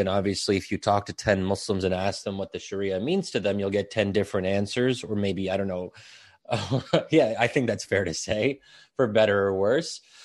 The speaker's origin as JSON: {"language": "English", "country": "United States", "tie": "born or raised there", "said": "I was born and raised in a liberal society."}